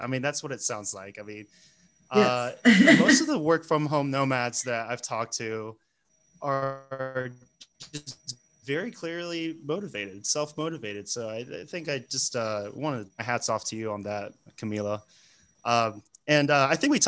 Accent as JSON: {"language": "English", "country": "United States", "moved": "yes", "said": "I'm American, right? I'm a gringo"}